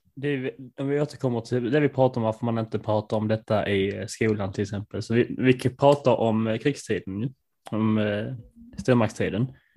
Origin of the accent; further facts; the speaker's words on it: Sweden; Vi är ju svenskar